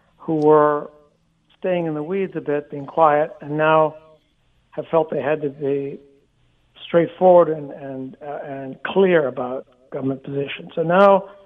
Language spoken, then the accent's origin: English; Canada; as a Canadian